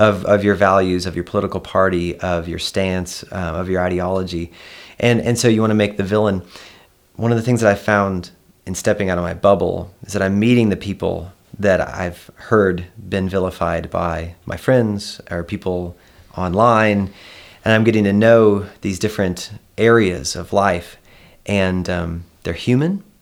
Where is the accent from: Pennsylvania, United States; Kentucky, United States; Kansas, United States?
Kansas, United States; moved away; I'm from Kansas and I have this, like, very grounded nature about me